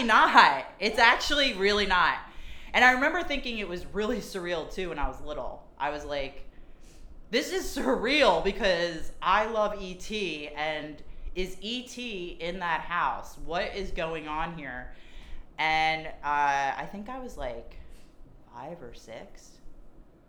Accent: Lansdowne, Pennsylvania, United States; also born or lived in Cincinnati, Ohio; I'm from Lansdowne, Pennsylvania, which is a small suburb of Philadelphia

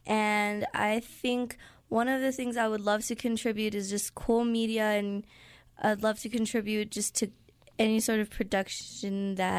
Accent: New Mexico, United States; I grew up in New Mexico, and most of my family grew up in the valley, in the North Valley, and there's just generations and generations that have lived here in New Mexico that are my family

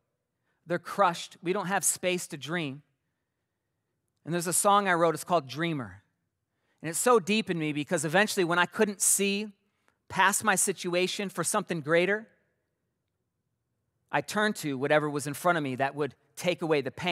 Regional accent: Mason, Michigan, United States; also born or lived in Pinckney, Michigan; 9 years old, we moved to a new city from Pinckney, this little tiny village, to Mason

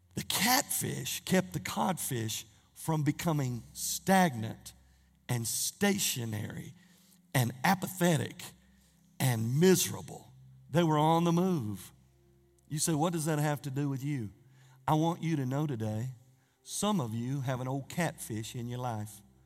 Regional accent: Norris, United States; growing up in Norris, and I had three brothers

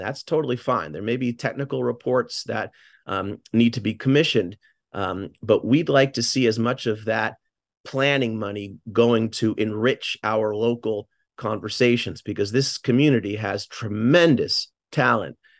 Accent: Newton, Massachusetts, United States; moved away as an adult; also born or lived in Bay Area, California; now in New Haven, United States; I'm from Newton, Massachusetts, just contiguous to Boston.

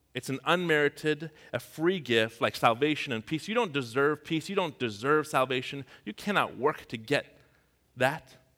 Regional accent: Tehran, Tehran Province, Iran; moved away; I'm from Tehran. That's the capital of Iran

